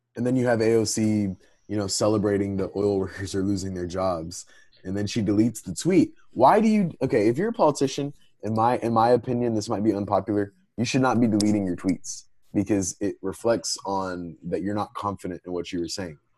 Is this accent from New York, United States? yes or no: no; Texas, United States; I'm a Texan